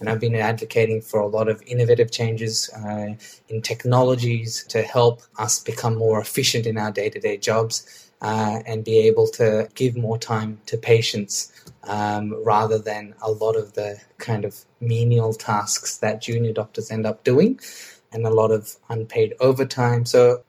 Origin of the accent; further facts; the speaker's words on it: Australia; because being an Australian, we have a lot more knowledge and skills that we can share in these sessions than you guys think